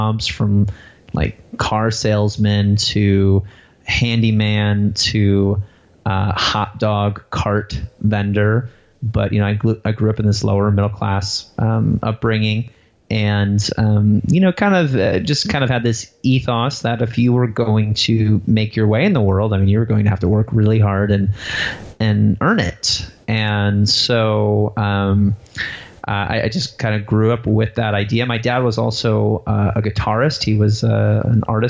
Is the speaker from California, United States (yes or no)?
no; Waterman, Illinois, United States; I grew up in a town called Waterman, Illinois